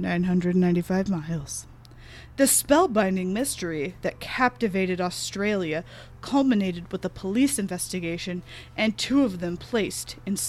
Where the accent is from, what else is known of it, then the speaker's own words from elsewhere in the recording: the South, United States; I grew up in like the South.